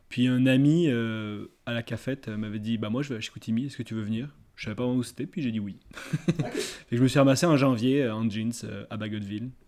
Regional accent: south of France, France; now in Canada; je viens du sud de la France. Ouais. Puis ça fait à peu près 6 ans, euh, quelque chose comme ça, 6-7 ans que j'habite, euh, que je suis au Québec.

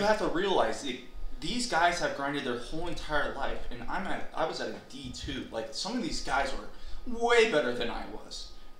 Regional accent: Las Vegas, Nevada, United States; growing up in Vegas, playing in Vegas

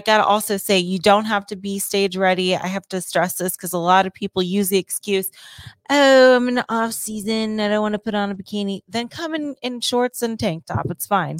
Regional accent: Ohio, United States; moved away; my home state of Ohio

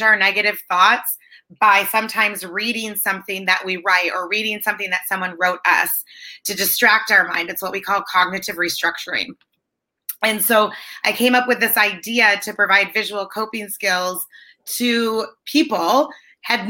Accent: Michigan, United States; moved away as an adult; also born or lived in California; now in San Diego, United States; I'm originally from Michigan

